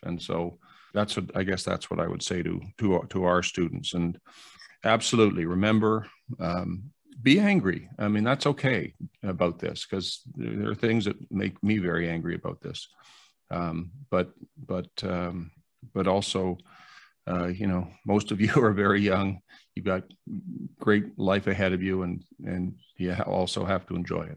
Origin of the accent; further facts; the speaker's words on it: Canada; I'm ashamed as a Canadian